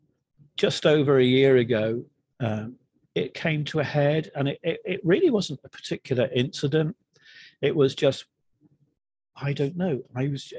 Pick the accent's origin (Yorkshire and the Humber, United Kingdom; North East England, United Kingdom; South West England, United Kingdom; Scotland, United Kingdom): South West England, United Kingdom; between Plymouth and Bristol; moved away as an adult; now in New Jersey, United States; My home was based between Plymouth, if you know it, and Bristol